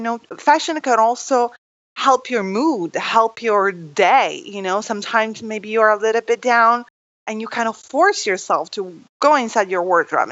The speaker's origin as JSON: {"language": "English", "country": "Italy", "tie": "born or raised there", "moved": "yes", "said": "I'm from Italy"}